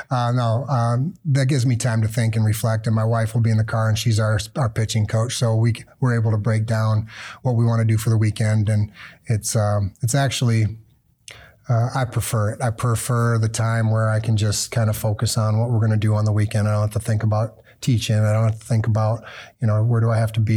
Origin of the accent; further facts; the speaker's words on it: Minnesota, United States; now in Big Rapids, United States; I grew up in Minnesota